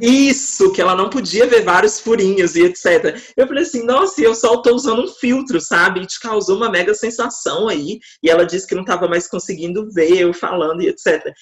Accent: Minas Gerais, Brazil; eu sou de Minas Gerais

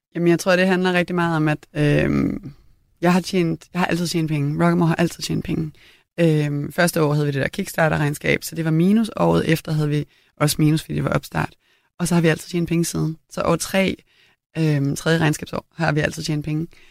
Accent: Copenhagen, Capital Region of Denmark, Denmark; also born or lived in Italy; på Christianshavn, hvor jeg voksede op

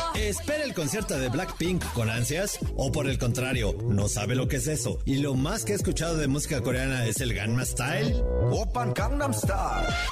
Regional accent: Mexico; así somos los mexicanos

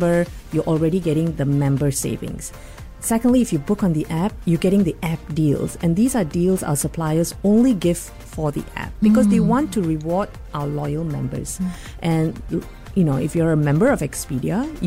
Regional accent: Malaysia; moved away as an adult; also born or lived in Singapore; now in Sydney, Australia; I'm Malaysian. I moved to Singapore in 2011.

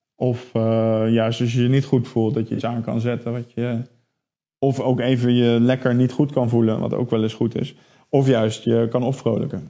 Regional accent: Netherlands; wij als Nederlanders

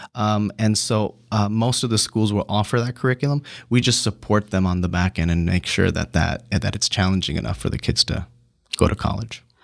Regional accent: San Diego, California, United States; I grew up in City Heights in a single parent home

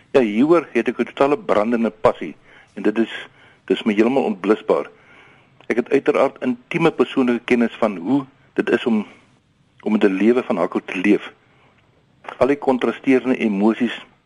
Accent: Queenstown, Eastern Cape, South Africa; also born or lived in Pretoria / Worcester; now in Tarkastad, South Africa; Ek het grootgeword in die Queenstown, Adelaide, Emotino area

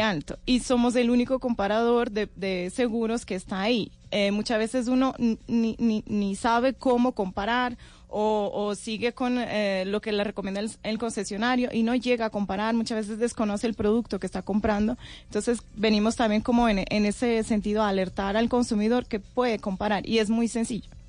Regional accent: Portugal; moved away as an adult; now in Colombia; Yo soy de Portugal

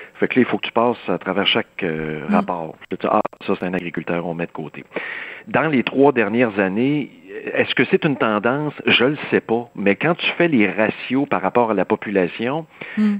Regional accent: Saint-Rémi, Quebec, Canada; le rang Saint-Paul, chez nous à Saint-Rémy

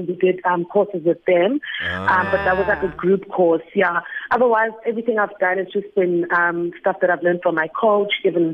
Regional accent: Kempton Park, Gauteng, South Africa; I'm from Kempton Park

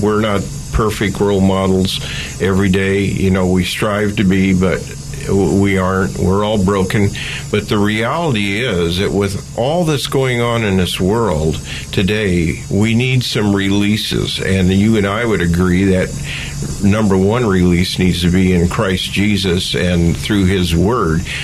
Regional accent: Oakland, California, United States; I grew up in East Oakland

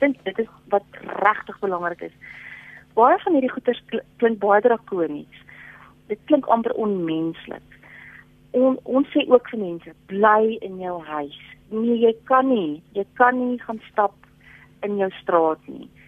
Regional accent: South Africa

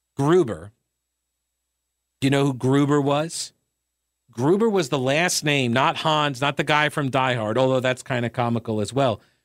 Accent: United States; I'm an American

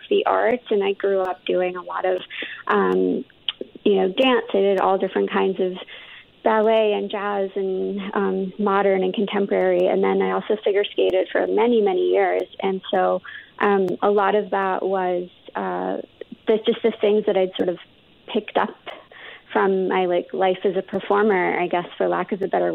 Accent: Canada; also born or lived in London / India (ancestry); I grew up in Canada, but like my parents are from India, and then we grew up mostly in London before coming over to Canada

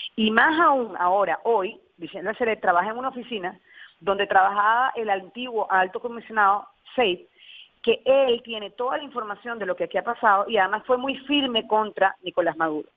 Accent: Venezuela; nosotros como venezolanos

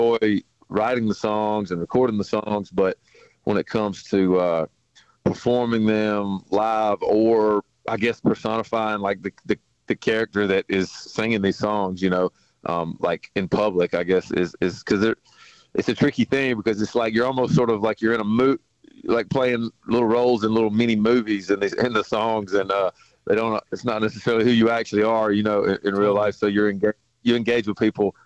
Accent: the South, United States; growing up in the South

